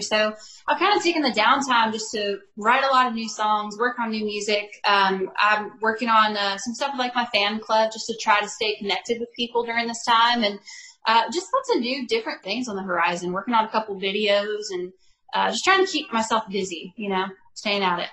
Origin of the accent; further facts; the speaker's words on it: Bakersfield, California, United States; moved away as an adult; now in Nashville, United States; I am from Bakersfield, California, so that's my hometown